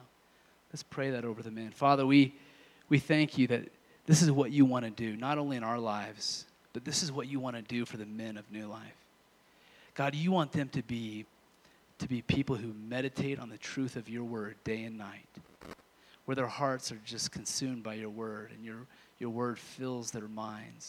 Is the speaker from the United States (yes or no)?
yes; Kansas, United States; moved away; I'm from Kansas initially